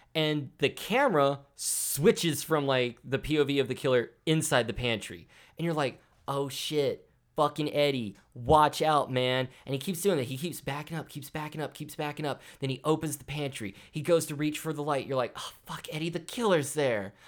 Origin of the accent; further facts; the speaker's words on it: the South, United States; I'm from the South